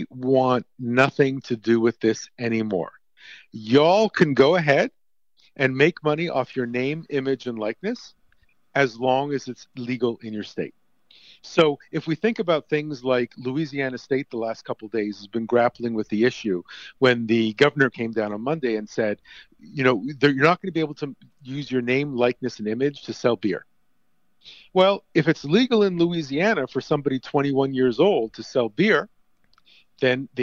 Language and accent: English; Montreal, Quebec, Canada; moved away; I just returned to my hometown last year after not having lived in Montreal for about 30 years.